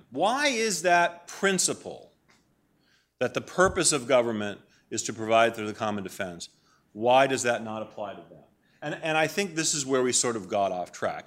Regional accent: Maine, United States; moved away; I grew up in Maine. My mom and dad still live in the house where I grew up, in Maine.

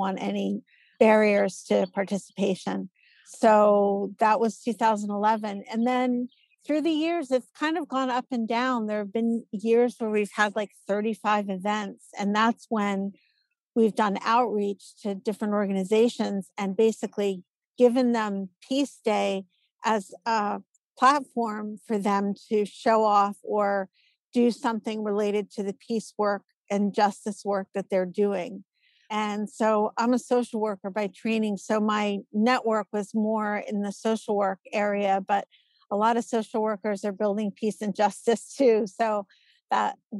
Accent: Philadelphia, Pennsylvania, United States; I'm born and raised in Philadelphia and Philly's my town

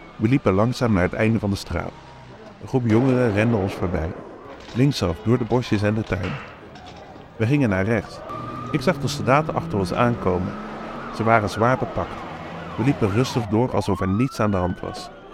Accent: Vlaardingen, South Holland, Netherlands; we uit Nederland kwamen

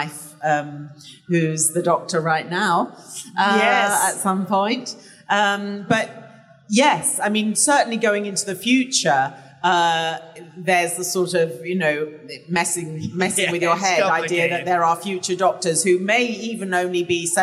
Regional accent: England, United Kingdom; I'm English

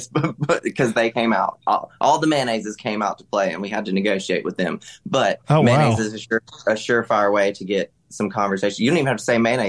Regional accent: South Mississippi, United States; I'm from South Mississippi. I'm Southern.

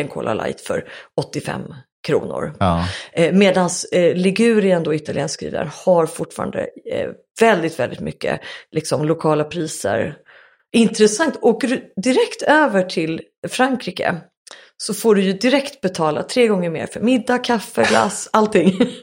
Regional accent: Sweden; jag var svensk

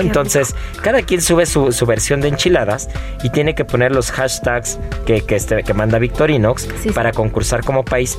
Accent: Mexico; nos identifica como mexicanos

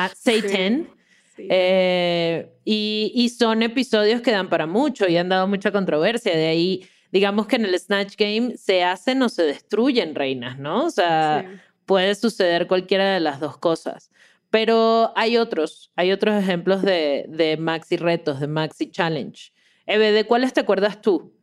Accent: Caracas, Capital District, Venezuela; moved away as an adult; now in Mexico City, Mexico; soy de Caracas, pero hace, bueno, ya cinco años vivo en la, grandiosa Ciudad de México

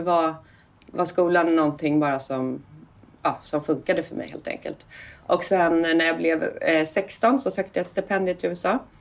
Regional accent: Danderyd, Stockholm County, Sweden; jag är uppväxt i Enebyberg som är en, en del av Danderyd precis norr om Stockholm

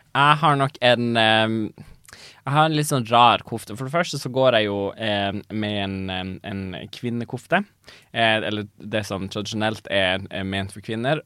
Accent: Tana, Finnmark, Norway; jeg er fra Tana

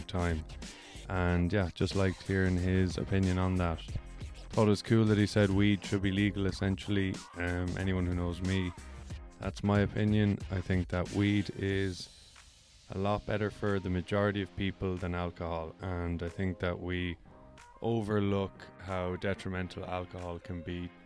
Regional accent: Ireland; moved away as an adult; also born or lived in United States; now in Vancouver, Canada; I grew up in Ireland where there is a huge and awful drinking culture

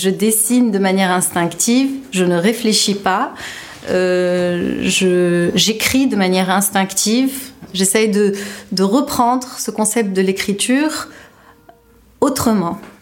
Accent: Tunisia; also born or lived in France; J'ai grandi en Tunisie et j'ai fait toutes mes études supérieures en France

